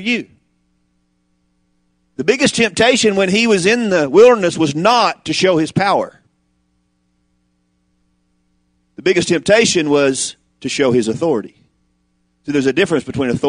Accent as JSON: {"language": "English", "region": "the South", "country": "United States", "said": "I'm from the South."}